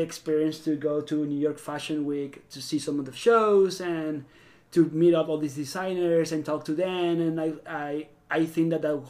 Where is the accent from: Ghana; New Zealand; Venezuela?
Venezuela; accent: South American; moved away; I'm actually Venezuelan